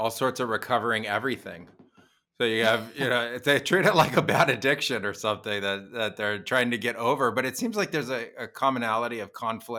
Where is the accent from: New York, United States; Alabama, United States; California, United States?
California, United States; Los Gatos; I grew up in Los Gatos